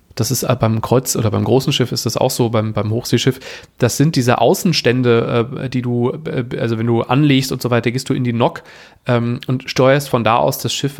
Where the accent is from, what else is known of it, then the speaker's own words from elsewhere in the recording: Germany; also born or lived in Frankfurt / Wuppertal; bei uns in Deutschland